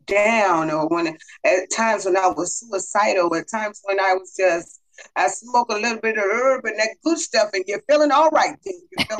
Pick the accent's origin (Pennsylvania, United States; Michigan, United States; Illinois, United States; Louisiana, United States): Illinois, United States; Chicago; also born or lived in West Germany; Growing up in the inner city of Chicago, it was, well, I was raised on the north side.